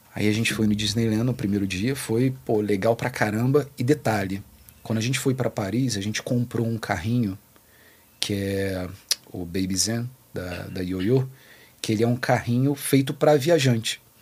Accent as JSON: {"language": "Portuguese", "region": "Rio de Janeiro", "country": "Brazil", "said": "A gente é do Rio de Janeiro"}